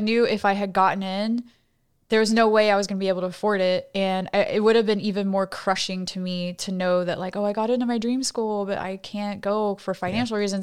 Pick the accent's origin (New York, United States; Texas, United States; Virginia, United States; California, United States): Texas, United States; College Station; moved away as an adult; I grew up in College Station, Texas, uh, which is home of Texas A&M University.